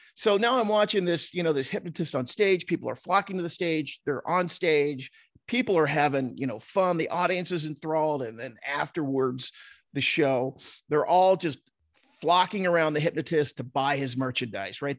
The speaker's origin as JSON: {"language": "English", "region": "New Jersey", "country": "United States", "tie": "born or raised there", "moved": "yes", "lives_now": "Utah, United States", "said": "growing up in South Jersey, and every kid I went to high school with was like a cliche of The Sopranos"}